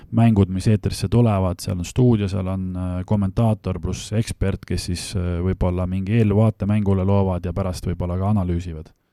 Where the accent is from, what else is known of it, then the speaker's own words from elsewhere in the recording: Viimsi, Harju County, Estonia; ma olen pärin, pärit äh, Tallinna külje alt Viimsist